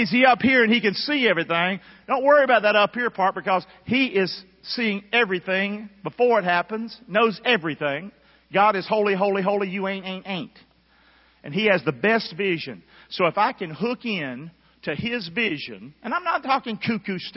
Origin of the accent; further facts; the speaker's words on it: Rockingham, North Carolina, United States; moved away; I grew up in Rockingham, North Carolina.